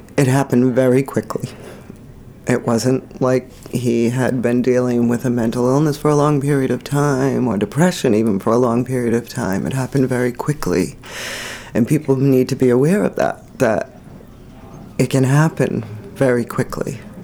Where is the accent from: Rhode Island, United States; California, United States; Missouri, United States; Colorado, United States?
Rhode Island, United States; moved away as an adult; we're originally from Rhode Island. We've been here for over 20 years